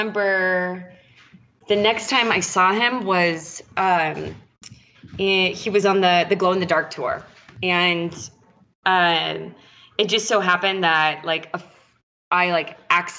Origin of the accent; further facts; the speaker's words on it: San Diego, California, United States; I'm from San Diego